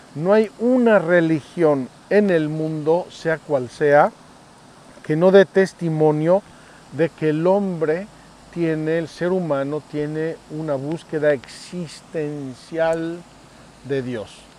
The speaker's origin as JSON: {"language": "Spanish", "country": "Mexico", "said": "yo soy mexicano"}